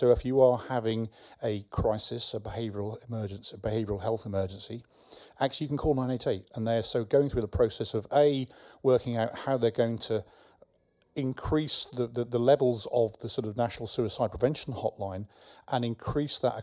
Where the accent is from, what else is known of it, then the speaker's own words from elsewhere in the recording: England, United Kingdom; now in California, United States; I'm English